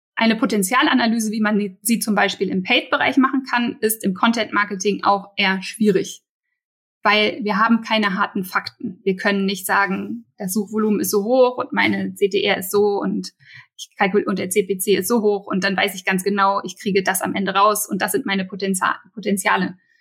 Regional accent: Berlin, Germany; als Berliner

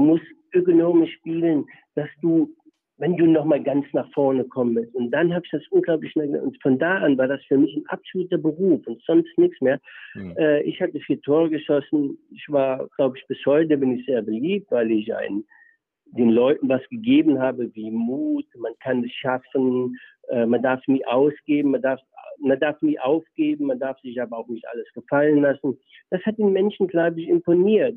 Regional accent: Germany; also born or lived in Aalen / Karlsruhe; now in Essingen (Aalen area), Germany; aus dem Milieu, wo ich herkomme, aus der Eifel

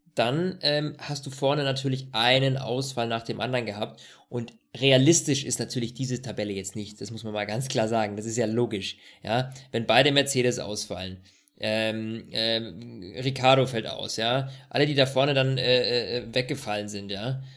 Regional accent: Germany; bei uns in Deutschland

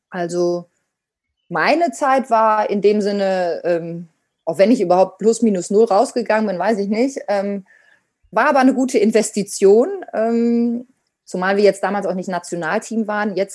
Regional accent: Münster, North Rhine-Westphalia, Germany; ich bin in Münster mit Trommeln groß geworden

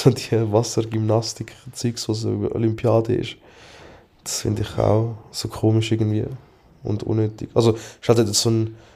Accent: Aargau, Switzerland; ich lege oft weiße Socken an, weil ich finde, halt als Aargauer ist das halt wichtig.

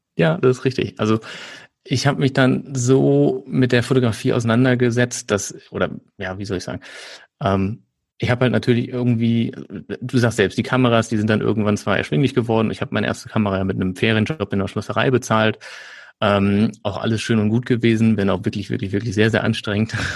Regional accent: Nettetal, North Rhine-Westphalia, Germany; also born or lived in Aachen; Ich komme aus der Nähe von Düsseldorf, äh, kleiner Ort, der heißt Nettetal. Dann bin ich aufgewachsen

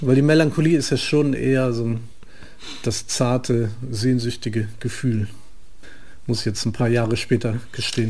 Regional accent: near Frankfurt, Hesse, Germany; Da bin ich ja aufgewachsen in der Nähe

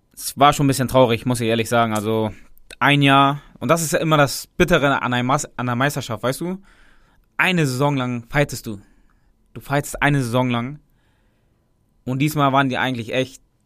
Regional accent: Hamburg, Germany; als Hamburger

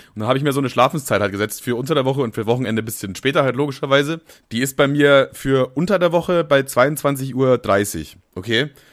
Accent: Germany; ich bin auch stolz, Deutscher zu sein

